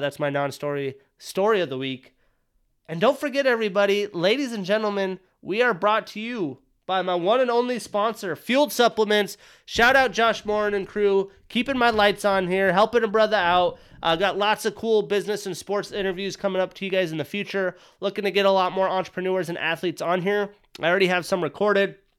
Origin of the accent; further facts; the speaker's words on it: Wyoming, United States; I grew up in Wyoming.